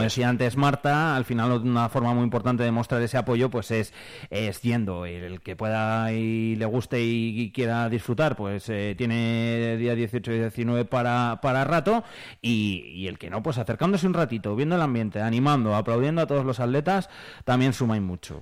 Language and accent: Spanish; Quintana Redonda, Castile and León, Spain; Yo soy de Quintana